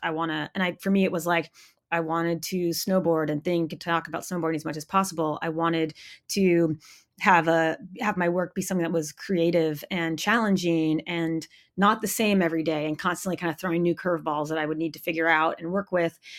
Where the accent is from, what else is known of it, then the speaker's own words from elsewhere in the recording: Maine, United States; moved away; I grew up in Maine in a really small town.